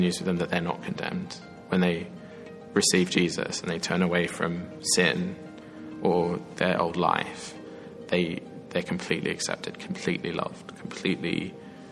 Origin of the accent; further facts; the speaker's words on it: Sydney, New South Wales, Australia; moved away as an adult; now in Oxford, United Kingdom; I am from Sydney, Australia originally. I was brought up there and then moved over here